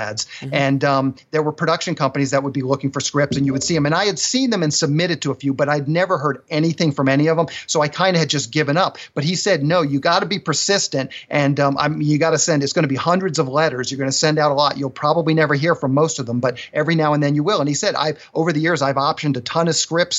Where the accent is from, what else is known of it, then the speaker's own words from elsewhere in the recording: Annapolis, Maryland, United States; moved away as an adult; now in Los Angeles, United States; I grew up on the East Coast, Annapolis, Maryland, to be specific. And I came out here after college